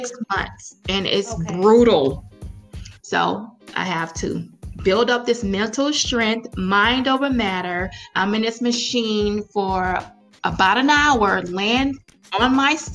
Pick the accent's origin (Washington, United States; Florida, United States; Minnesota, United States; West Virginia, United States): Florida, United States; now in Atlanta, United States; My husband and I, we're both from Florida. So all of our family is still in Florida